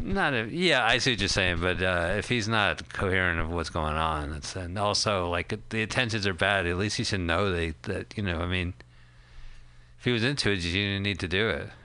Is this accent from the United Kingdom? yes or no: no; Montclair, New Jersey, United States; we are from Montclair, New Jersey